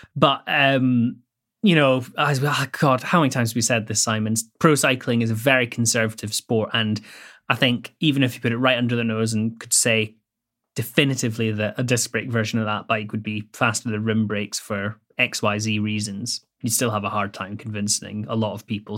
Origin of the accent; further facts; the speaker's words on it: Scotland, United Kingdom; I grew up in Bonnie, Scotland